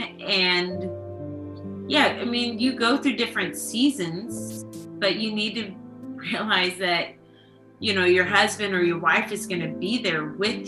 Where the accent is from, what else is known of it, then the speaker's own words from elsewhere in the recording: Sweden; also born or lived in United States; now in Norway; growing up in Sweden, I was more familiar with the Scandinavian culture.